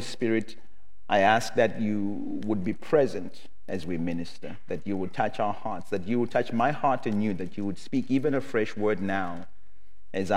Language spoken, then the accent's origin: English; Zimbabwe; I come from Zimbabwe